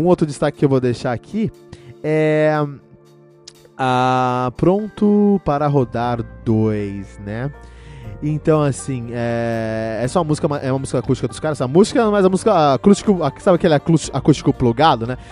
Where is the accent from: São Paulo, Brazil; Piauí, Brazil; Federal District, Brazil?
São Paulo, Brazil; eu cresci em São Paulo